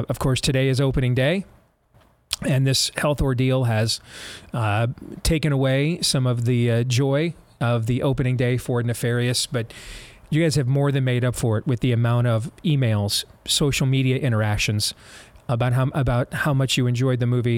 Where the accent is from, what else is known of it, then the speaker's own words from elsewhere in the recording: Grand Rapids, Michigan, United States; moved away; it's my hometown